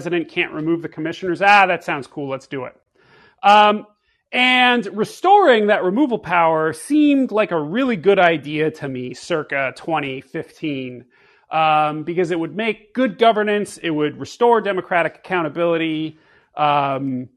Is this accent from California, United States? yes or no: yes; Bay Area, California, United States; moved away as an adult; now in Washington, D.C., United States; I was sort of the kid who thought he was conservative growing up in the Bay Area